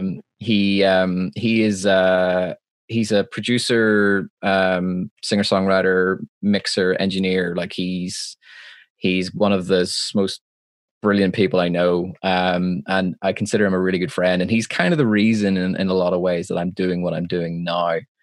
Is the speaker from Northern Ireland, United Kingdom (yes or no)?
yes; Belfast, Northern Ireland, United Kingdom; I'm from Belfast, Northern Ireland, uh, which is a part of the United Kingdom